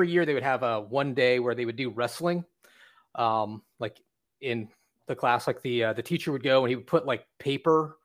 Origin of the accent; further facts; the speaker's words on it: Sterling, Virginia, United States; moved away as an adult; now in Orlando, United States; I was born in Virginia Beach. And then in 1983, I moved to Sterling, Virginia, which is in Loudoun County.